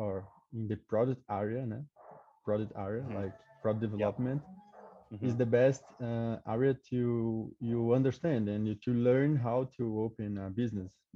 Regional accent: Goiás, Brazil; English is a second language; moved away as an adult; also born or lived in São Paulo; I grew up in a small city in Goiás

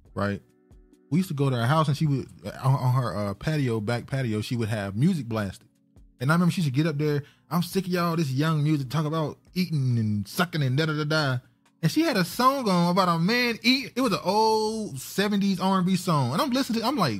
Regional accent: Missouri, United States; I'm from Missouri.

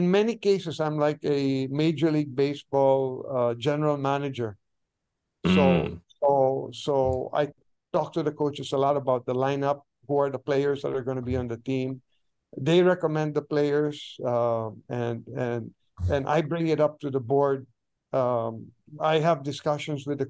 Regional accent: Philippines; also born or lived in Japan; I am Filipino

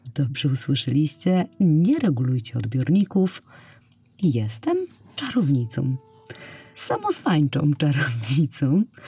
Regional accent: Poland; przyszłam na świat pod koniec lat 80. w małym polskim, nadmorskim miasteczku

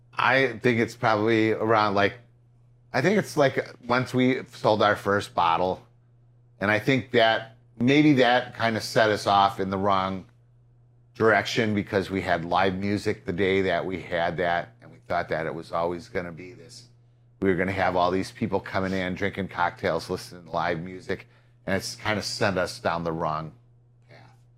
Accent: Peru, Illinois, United States; Peru, my hometown

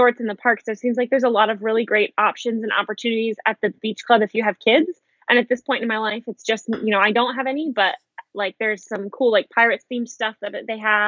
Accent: Ohio, United States; I am from Ohio.

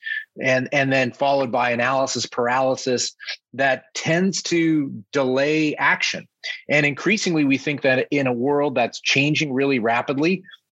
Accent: Canada; moved away as an adult; now in New York City, United States; I grew up in Canada as a Toronto Maple Leafs fan

